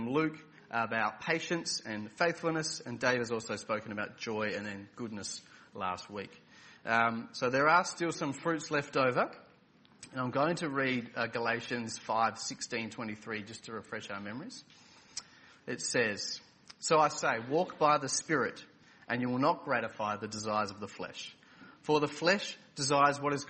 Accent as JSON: {"language": "English", "town": "Adelaide", "region": "South Australia", "country": "Australia", "tie": "born or raised there", "moved": "as an adult", "said": "I was born and raised for the first 31 years of my life in Adelaide, South Australia"}